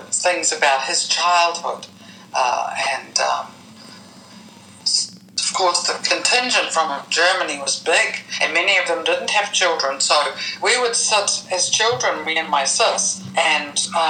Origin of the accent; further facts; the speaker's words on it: New Zealand; moved away; growing up in New Zealand in that British colonial world